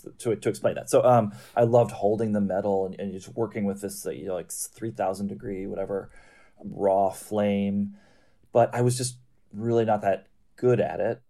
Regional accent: Midwest, United States; I grew up in the Midwest

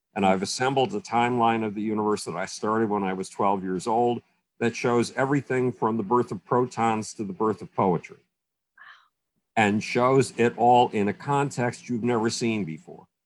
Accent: Buffalo, New York, United States; moved away; my hometown of Buffalo

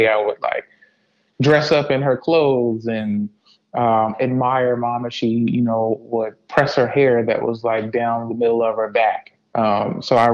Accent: DMV, United States; True DMV native.

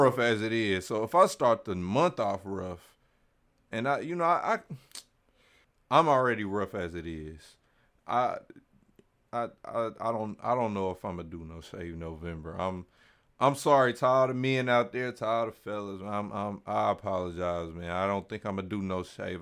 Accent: Kansas City, Missouri, United States; I'm just on the other side of the state. I'm Kansas City

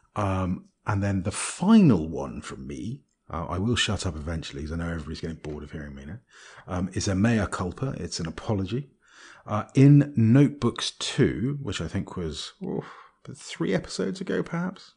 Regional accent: Bristol, South West England, United Kingdom; I was born in Bristol

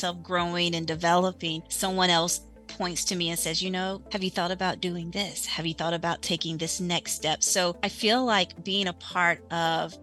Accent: South Carolina, United States; I am from South Carolina.

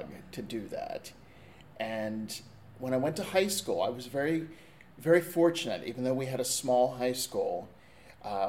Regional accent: Orbisonia, Pennsylvania, United States; I'm from a tiny little town called Orbazonia, Pennsylvania, which is in the heart of the mountains, not too far from State College

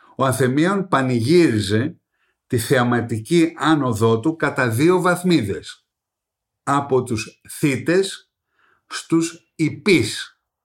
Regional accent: Greece; καμαρώνουμε ως Έλληνες

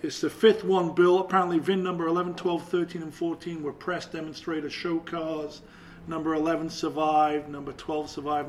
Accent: England, United Kingdom; being English

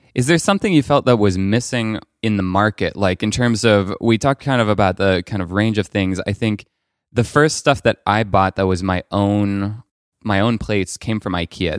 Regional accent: Paris, Île-de-France, France; I grew up in Paris.

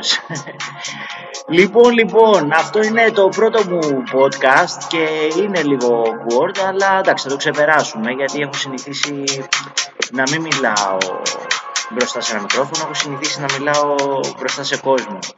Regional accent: Patras, Western Greece, Greece; now in Athens, Greece; Από χωριό είμαι βασικά, από Πάτρα είμαι, ένα χωριό την Πάτρα. Και ήρθαμε και ο πατέρα μου ο Τσούλη άνοιξε μια πιτσαρία στην Αθήνα, στο Εγάλεο.

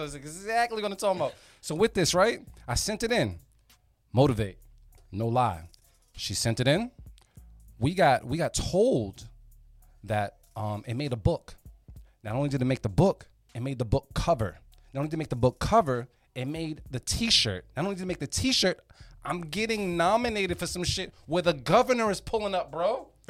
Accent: Nigeria; I got this whole little blurb about us being Nigerian.

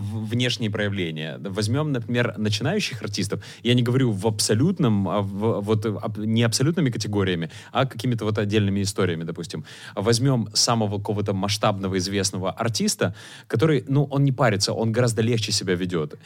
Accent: Chernivtsi, Chernivtsi Oblast, Ukraine; now in Kyiv, Ukraine; когда я там в э, родных Черновцах

